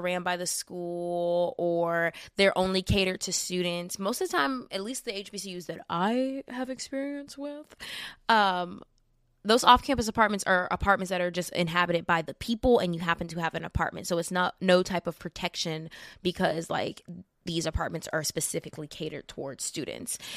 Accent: Lake Village, Arkansas, United States; I'm from Lake Village, which is, like, down the street from Pine Bluff

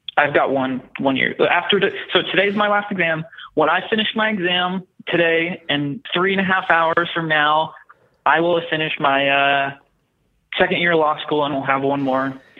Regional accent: Texas, United States; I was born and raised in Texas in a very small town

